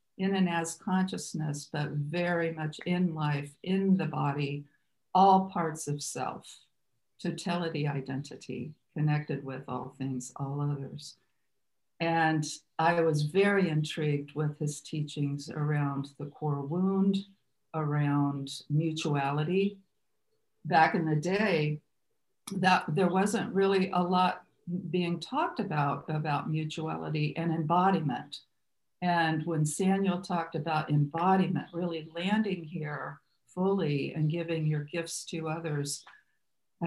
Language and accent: English; Muncie, Indiana, United States; moved away as an adult; also born or lived in California; I was raised Catholic in Muncie, Indiana, to a large family